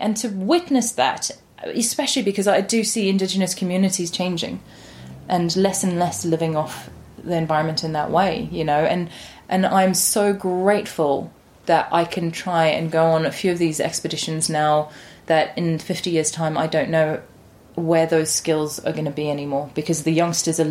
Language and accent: English; Johannesburg, Gauteng, South Africa; also born or lived in London; now in England; I was born in Johannesburg in South Africa